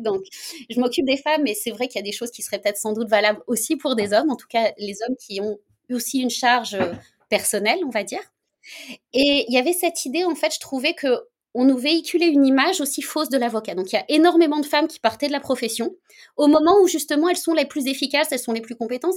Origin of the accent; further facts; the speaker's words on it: France; moved away as an adult; now in Canada; je suis française à l'origine, hein, même si ça fait bientôt 9 ans que je suis au Canada